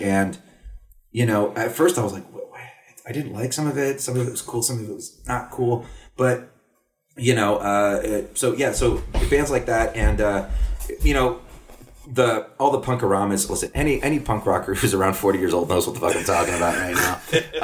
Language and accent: English; Corpus Christi, Texas, United States; now in Chicago, United States; when I was a kid, growing up in South Texas